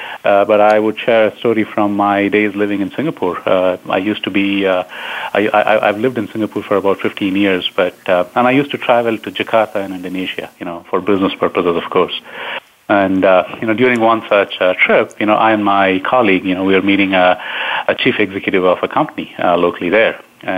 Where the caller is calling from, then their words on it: Downers Grove, Illinois, United States; I'm based out of Downers Grove in Chicago. It's kind of the western suburb, about 20 miles west of Chicago. So that's where I'm based out of. That's where I'm calling in from.